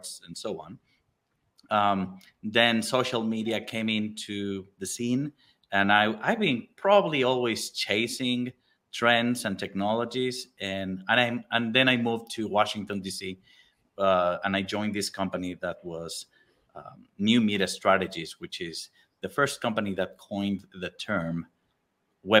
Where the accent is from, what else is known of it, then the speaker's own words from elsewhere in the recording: Mexico City, Mexico; moved away as an adult; also born or lived in Argentina; I was born and raised in Mexico City